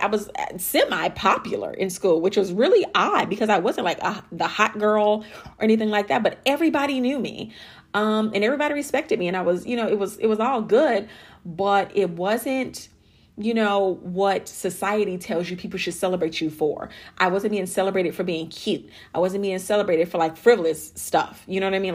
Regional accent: Chicago, Illinois, United States; born or raised there; moved away as an adult; also born or lived in Alabama / Miami, Florida / Dallas, Texas; now in Arlington, United States

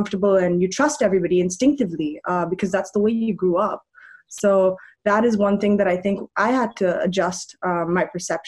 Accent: Auroville, Tamil Nadu, India; also born or lived in Germany; I'm half Indian, half German. I was born in Germany and my mother moved to Oroville when I was like 3 months old. And so I really grew up in Oroville. Like, I lived in a community called Pichandikulam, which is a very forested area in Oroville.

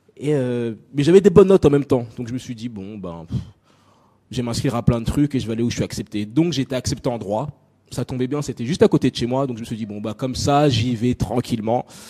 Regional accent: France; also born or lived in Nancy, France / Congo (ancestry); j'ai grandi en France. J'ai grandi en France. Je suis né dans une petite ville euh, du nord, je sais même plus où c'est, du nord-est de la France qui s'appelle Nancy. Euh, j'ai passé très peu de temps là-bas

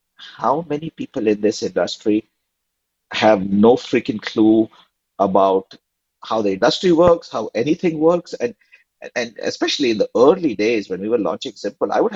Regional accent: India; now in United States; growing up in India in the 90s

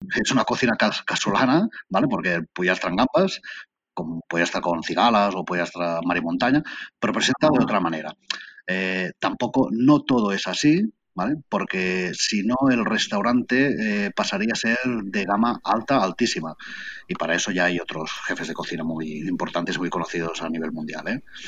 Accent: Barcelona, Catalonia, Spain; moved away as an adult; also born or lived in Camprodon Valley; now in Camprodon, Spain; porque yo soy de Barcelona, Barcelona ciudad. Hasta ahora, hace cuatro años que he venido a vivir aquí

